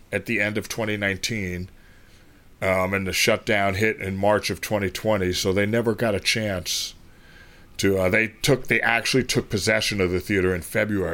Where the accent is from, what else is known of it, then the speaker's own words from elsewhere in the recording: New York City, New York, United States; also born or lived in Bronx; I grew up on 135th Street in Madison Avenue